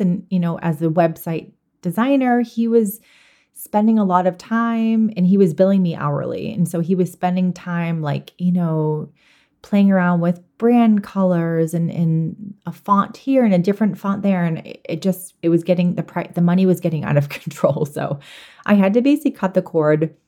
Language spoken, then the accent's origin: English; Boston, Massachusetts, United States; I am originally from Boston